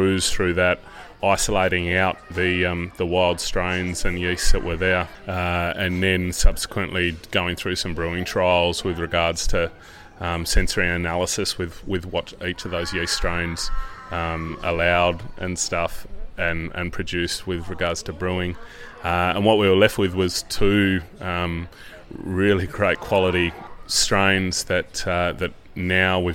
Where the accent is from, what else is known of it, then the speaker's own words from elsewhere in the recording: Tasmania, Australia; also born or lived in England; Came back to Australia at the end of 2006